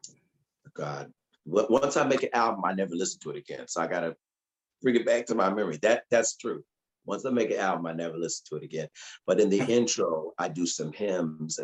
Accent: Connecticut, United States; moved away; I'm from Connecticut, you know, and I just got out of music school

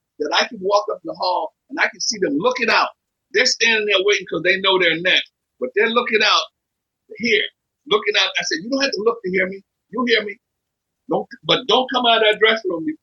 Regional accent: Philadelphia, Pennsylvania, United States; I'm from Philadelphia

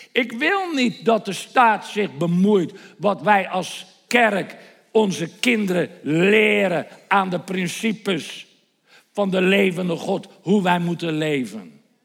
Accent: Netherlands; Nederland is mijn thuisland.

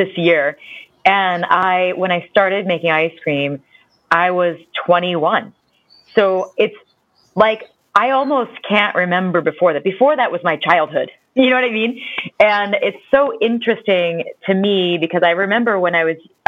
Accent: Ohio, United States

